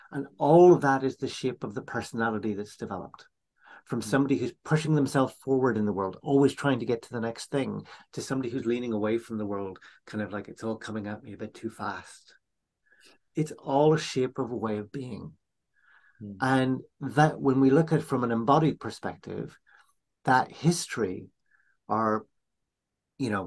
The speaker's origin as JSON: {"language": "English", "region": "Northern Ireland", "country": "United Kingdom", "tie": "born or raised there", "said": "So, you know, my own family background, I grew up in Northern Ireland during a time of conflict"}